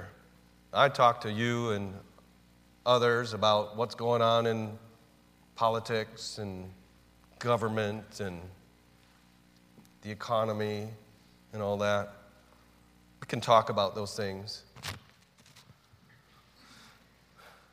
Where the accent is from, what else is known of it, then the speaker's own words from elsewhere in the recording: United States; I'm an American